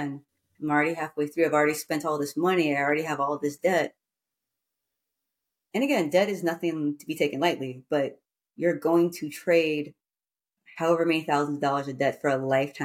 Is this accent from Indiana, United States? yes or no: no; San Francisco, California, United States; also born or lived in New York City; San Francisco, my hometown